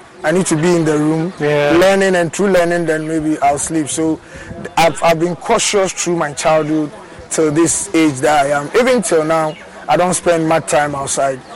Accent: Accra, Greater Accra, Ghana; I grew up in Mamubi.

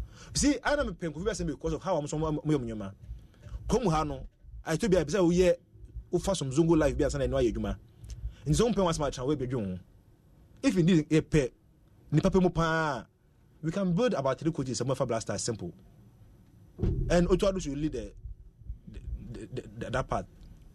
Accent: Ghana; And then so, as a Ghanaian, who need a coach

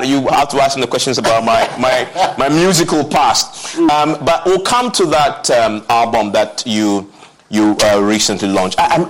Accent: Ghana; I grew up in the Zongo

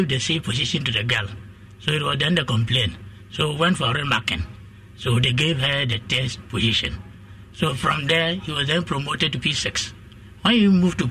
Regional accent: Upper West, Ghana; moved away; I'm not from here. I'm from Upper West.

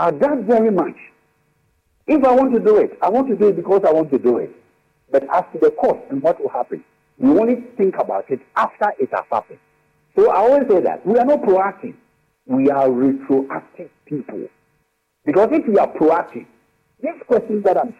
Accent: Ghana; being a Ghanaian

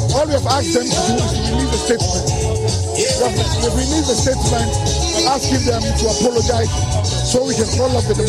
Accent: Ghana; I'm doing this because I am a Ghanaian. I'm doing this because this is my country.

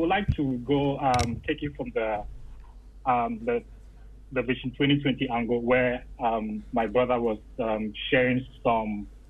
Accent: Ghana; now in Canada; I am a Ghanaian first. I am a Ghanaian first.

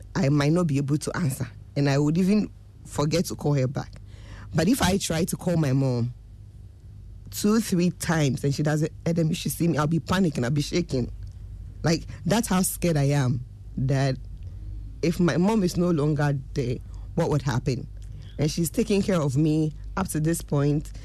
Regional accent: Obuasi, Ashanti, Ghana; I grew up in Obuasi.

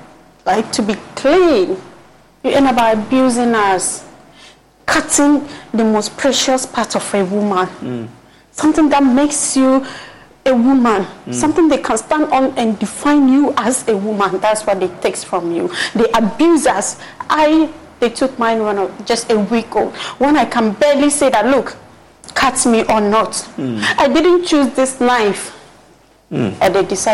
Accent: Upper West, Ghana; I'm from Upper West

